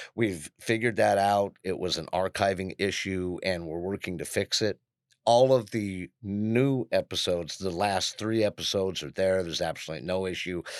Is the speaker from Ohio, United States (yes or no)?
no; Aspen, Colorado, United States; I was born in Aspen, Colorado